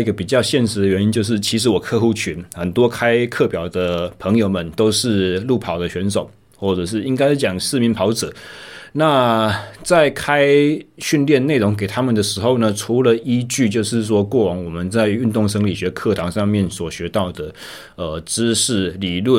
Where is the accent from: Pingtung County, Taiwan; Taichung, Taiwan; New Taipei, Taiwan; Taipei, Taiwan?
Taichung, Taiwan; 我二零二三年一月正式回到呃离开在左训的工作，回到我的家乡台中市。